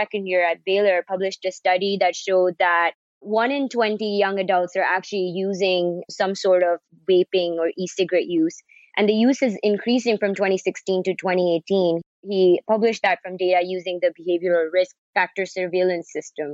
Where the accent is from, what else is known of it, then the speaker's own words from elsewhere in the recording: Pakistan; moved away as an adult; also born or lived in India / Pittsburgh; now in Houston, United States; I'm originally from Pakistan, and that's where most of my family is. I grew up there and spent some years in India as well.